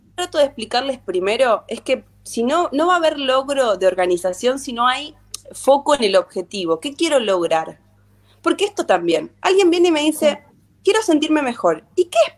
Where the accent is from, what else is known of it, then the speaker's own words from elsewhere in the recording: Sarmiento, Santa Fe, Argentina; yo soy de Sarmiento, un pueblito de la provincia de Santa Fe.